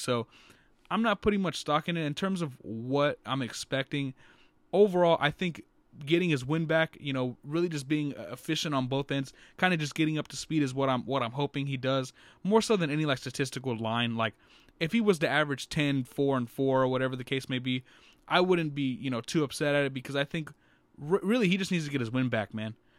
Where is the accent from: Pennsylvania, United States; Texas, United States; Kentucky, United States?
Texas, United States; San Antonio; growing up in San Ant, you know, in, in this area